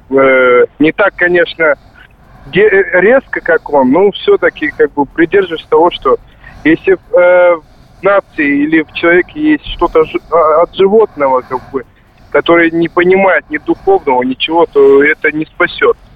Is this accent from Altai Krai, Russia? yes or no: yes; Barnaul, Altai Krai, Russia; Э, я вырос в России, был в, в, э, в городе Барнауле, как бы, 6 лет здесь.